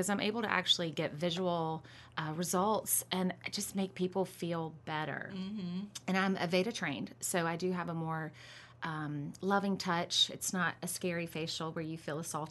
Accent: Charlotte, North Carolina, United States; I am from Charlotte, North Carolina

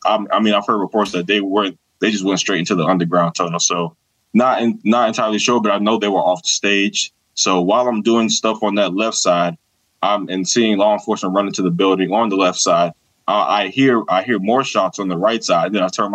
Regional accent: Georgia, United States; Born and raised in Georgia, you know, we going to church, baby.

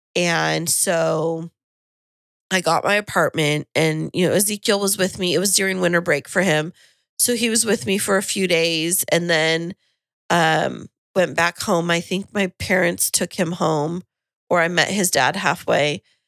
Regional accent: Kingsburg, California, United States; moved away as an adult; now in San Diego, United States; I went home, uh, to Kingsburg

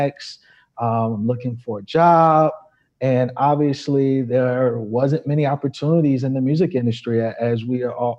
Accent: New York City, New York, United States; moved away as an adult; also born or lived in Chicago; I'm originally from New York

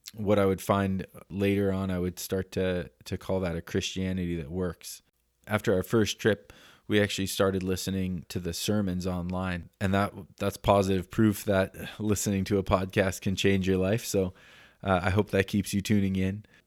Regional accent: Denver, Colorado, United States; also born or lived in Canada; now in Oroville, United States; I'm from Denver, Colorado originally.

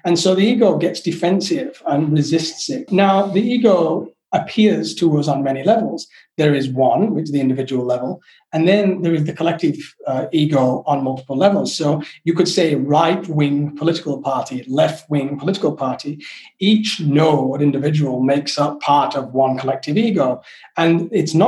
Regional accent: England, United Kingdom; moved away; I'm not English. When I left England, I was very English

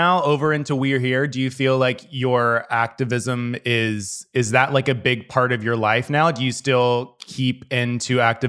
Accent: Tennessee, United States; I grew up in Tennessee

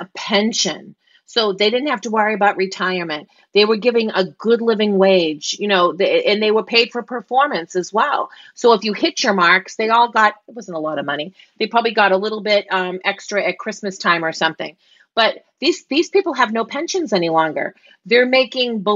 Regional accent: Boston, Massachusetts, United States; accent: Boston; my Boston accent

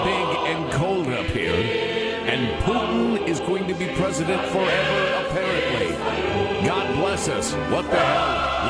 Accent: Chicago, Illinois, United States; I slept over the garage in Chicago in the wintertime

